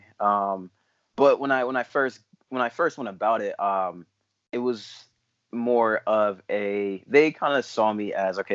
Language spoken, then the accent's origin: English; East Hartford, Connecticut, United States; moved away as an adult; also born or lived in Newport, Rhode Island / Ghana (ancestry); I grew up in East Hartford, actually went to school with Felix